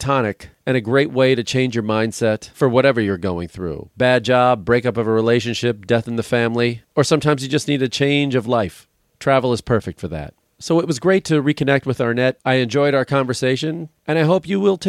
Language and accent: English; Chicago, Illinois, United States; born or raised there